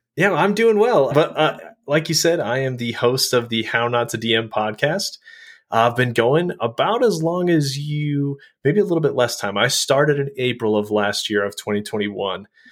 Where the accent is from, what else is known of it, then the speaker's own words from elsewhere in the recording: Colorado, United States; now in Utah, United States; I grew up in Colorado